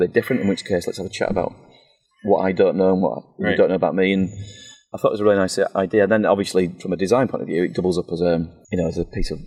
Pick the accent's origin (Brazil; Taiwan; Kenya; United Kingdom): United Kingdom; as a British person